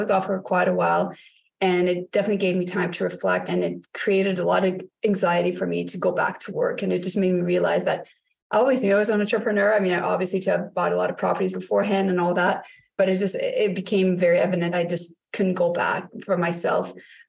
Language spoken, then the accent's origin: English; Canada; now in North Bay, Canada; So we are Canadians as well. We're located in North Bay, Ontario